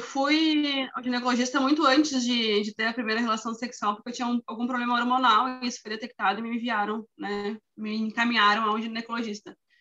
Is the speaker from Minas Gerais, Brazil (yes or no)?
no; Rio Grande do Sul, Brazil; sou do Rio Grande do Sul